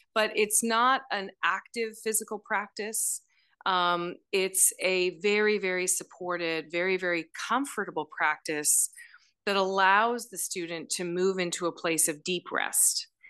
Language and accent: English; Elora, Ontario, Canada; I grew up in Alora, Ontario